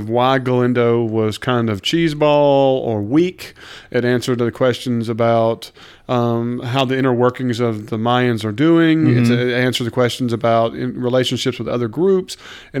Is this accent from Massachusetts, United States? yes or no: no; Mississippi, United States; we're from Mississippi.